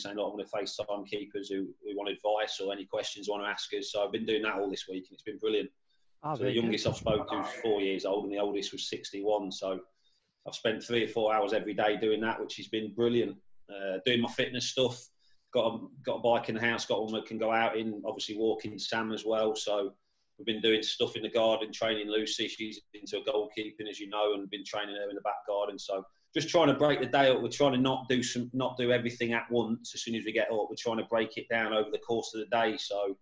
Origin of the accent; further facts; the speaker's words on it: Leicester, East Midlands, United Kingdom; moved away as an adult; now in Liverpool, United Kingdom; I was born in Leicester. Lived down in Leicester till I was 19, till I moved up to Liverpool.